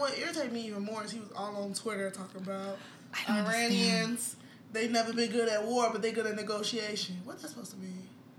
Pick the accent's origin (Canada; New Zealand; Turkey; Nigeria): Nigeria; as like a Nigerian that has a Nigerian passport